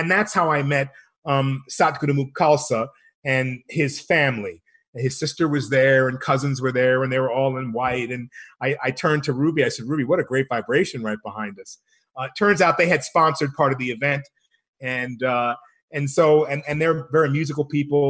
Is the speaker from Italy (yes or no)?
yes; Rome, Lazio, Italy; also born or lived in Copenhagen, Denmark; now in Albuquerque, United States; I grew up in Rome. I was born in Copenhagen, Denmark.